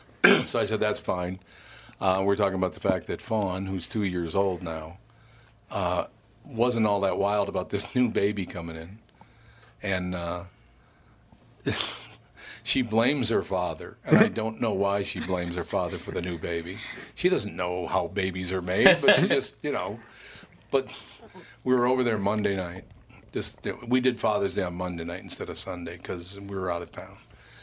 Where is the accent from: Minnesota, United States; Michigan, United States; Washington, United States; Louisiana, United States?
Minnesota, United States; Long Prairie; The hospital in which I was born in Long Prairie, Minnesota, is now a fourplex.